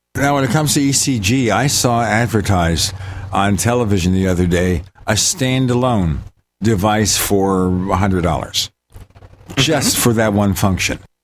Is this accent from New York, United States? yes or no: yes; New York City, New York, United States; moved away; my old hometown in Brooklyn.